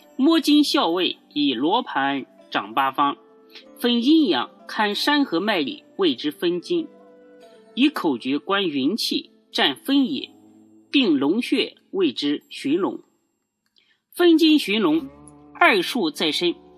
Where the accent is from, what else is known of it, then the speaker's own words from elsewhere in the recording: China; 我们中国人的八卦、易经啊、风水啊这些知识